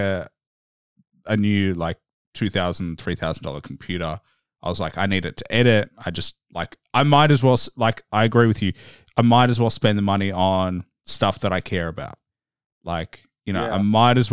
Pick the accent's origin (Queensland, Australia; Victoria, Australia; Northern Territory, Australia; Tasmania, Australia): Victoria, Australia; Melbourne; I'm Australian. I'm in Melbourne. I didn't grow up in the States. I grew up here.